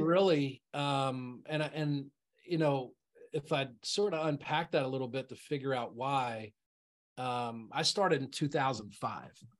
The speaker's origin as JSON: {"language": "English", "region": "South Central Pennsylvania", "country": "United States", "tie": "born or raised there", "said": "I'm a real estate investor, born and raised in South Central Pennsylvania"}